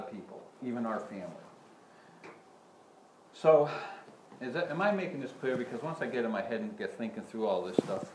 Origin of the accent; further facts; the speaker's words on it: United States; growing up in America